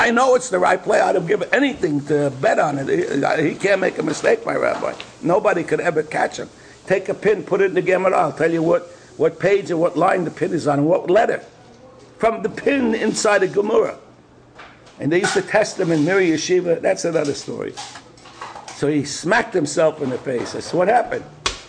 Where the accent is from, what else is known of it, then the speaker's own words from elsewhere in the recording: Brooklyn, New York, United States; Now, I'm from Brooklyn. I can't take these kind of things.